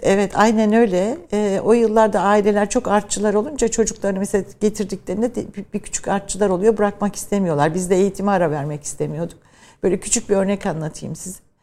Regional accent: Ankara, Turkey; also born or lived in Trabzon / Birmingham, United Kingdom; Memleketim olması benim için önemliydi ama ben tabii daha çok Ankara'da büyüdüm. İşte eğitim, ilkokul, ortaokul, liseyi Ankara'da.

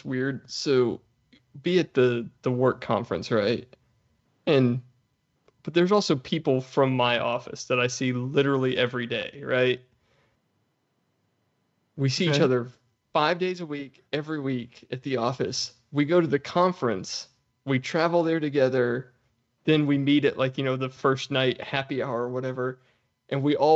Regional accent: Dallas, Texas, United States; moved away; I'm from Dallas

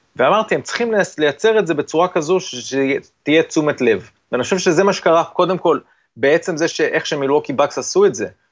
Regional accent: Israel

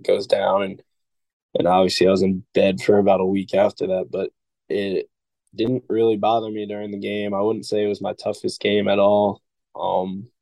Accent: Connecticut, United States; moved away as an adult; now in Maryland, United States; my home state's university

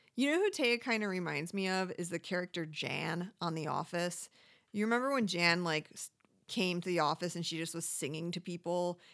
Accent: Midwest, United States; moved away; I grew up in the Midwest.

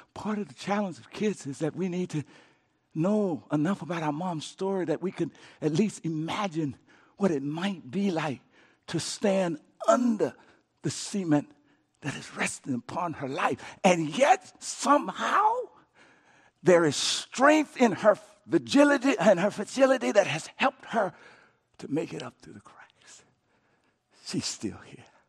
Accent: Coushatta, Louisiana, United States; I grew up in Cashanah, Louisiana

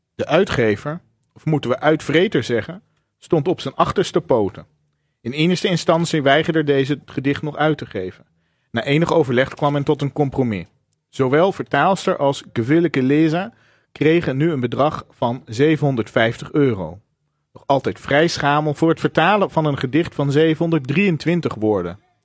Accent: Zeeland, Netherlands; Ik ben opgegroeid in Zeeland en nog steeds zuinig.

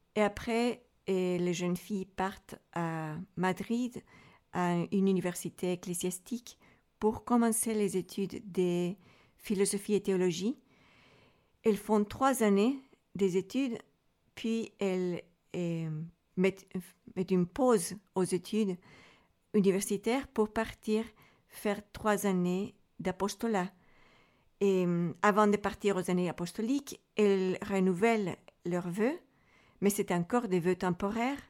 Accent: Santiago, Santiago Metropolitan Region, Chile; French is a second language; moved away as an adult; now in Switzerland; je viens du Chili, à l'origine de la ville de Santiago

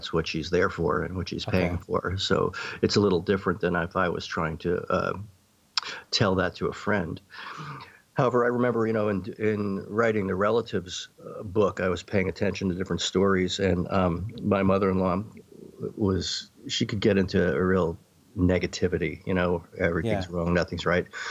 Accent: New York City, New York, United States; I grew up in New York City

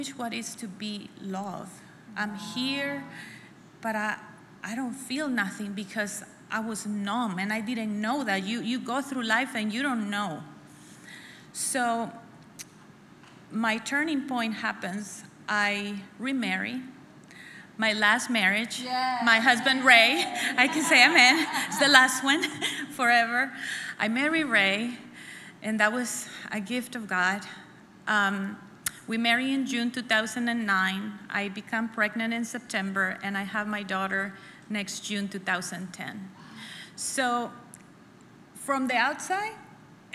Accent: El Salvador; moved away as an adult; now in United States; I was born and raised in El Salvador until I was 21. So I come here when I'm 21

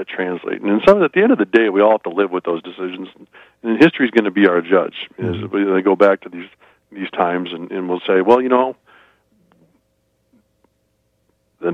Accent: Minnesota, United States; growing up in Minnesota

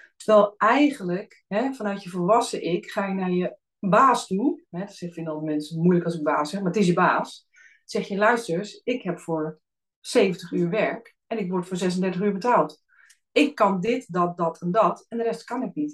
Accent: Alphen aan den Rijn, South Holland, Netherlands; also born or lived in Friesland; Ik ben zelf in Friesland geboren. Maar mijn ouders zijn al heel snel naar het westen hè, vanwege werkgelegenheid in de 70s eh, verhuisd. Dus ik ben opgegroeid in Al van Rijn.

